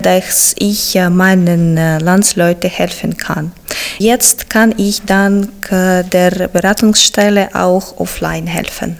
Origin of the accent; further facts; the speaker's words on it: Zaporizhzhia, Zaporizhzhia Oblast, Ukraine; German is a second language; moved away as an adult; now in Germany; Ich komme aus der Ost Ostukraine, der Stadt Saporizia